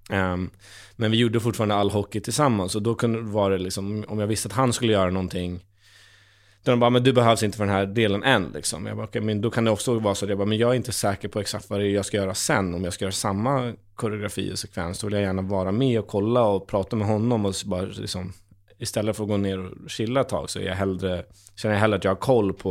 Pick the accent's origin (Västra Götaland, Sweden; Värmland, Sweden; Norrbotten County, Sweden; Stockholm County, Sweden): Norrbotten County, Sweden; Kiruna; hon kommer från Gävle och jag kommer från Kiruna, vi har två väldigt olika dialekter.